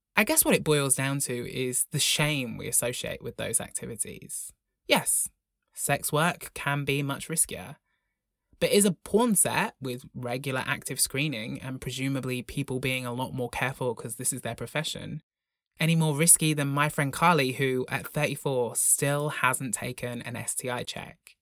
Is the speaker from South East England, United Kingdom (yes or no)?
no; Broughton, Wales, United Kingdom; born or raised there